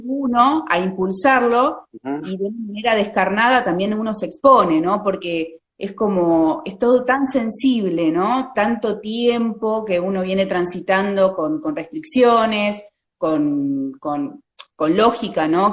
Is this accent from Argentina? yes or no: yes; Vicente López, Buenos Aires Province, Argentina; Soy lo, que llamamos una porteña de ley, ¿no es cierto? Nací ahí en la ciudad de Buenos Aires. Okay. Eh, vivo en la provincia, toda mi vida viví en la provincia de Buenos Aires